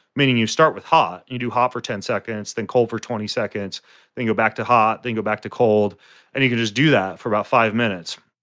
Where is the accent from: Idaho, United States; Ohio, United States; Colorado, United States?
Idaho, United States; North; I grew up in North Idaho